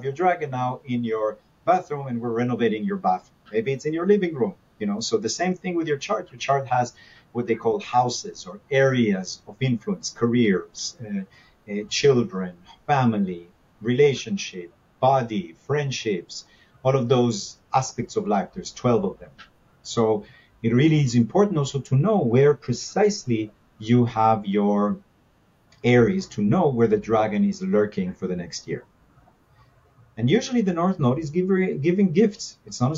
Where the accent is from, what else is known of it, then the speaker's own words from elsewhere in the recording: Israel; now in Los Angeles, United States; growing up in Israel, the good uncle from America used to come and bring us stuff